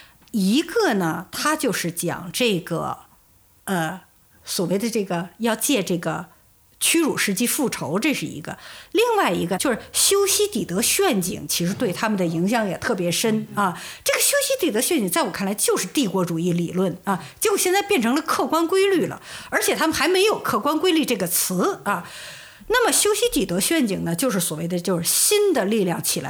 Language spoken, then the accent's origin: Chinese; China; 我们中国人其实对世界上的这个舆论场在涌动什么呢？太不敏感。